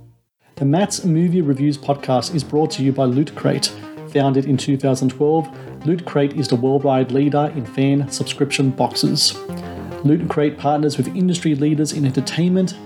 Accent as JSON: {"language": "English", "country": "Australia", "tie": "born or raised there", "said": "I was born in Australia. I was educated here."}